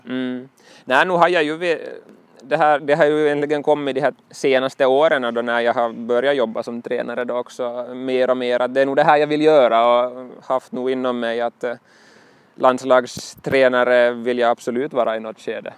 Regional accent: Nykarleby, Ostrobothnia, Finland; also born or lived in Pedersöre; Nykarleby i Österbotten är min hemort egentligen, jag, eller jag är född i Pedersöre

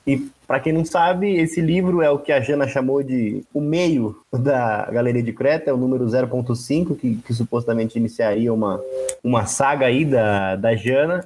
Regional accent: São Paulo, Brazil; eu sou de São Paulo

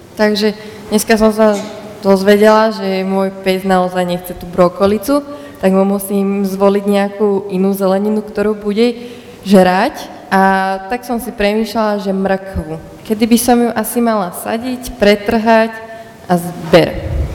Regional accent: Horehronie, Banská Bystrica Region, Slovakia; som z Horehronia

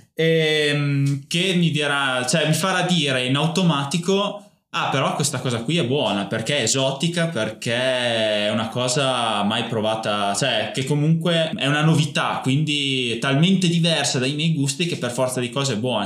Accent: Bedonia, Emilia-Romagna, Italy; accent: Emilian; il dialetto comunque de, de, degli abitanti del mio paese, cioè Bedonia, provincia appunto di Parma, Valtaro, è molto più simile al ligure, al genovese piuttosto che al parmigiano

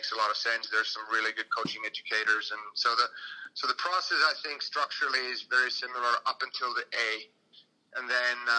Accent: Finland; moved away as an adult; also born or lived in United States; I went back and I signed with clubs in my hometown

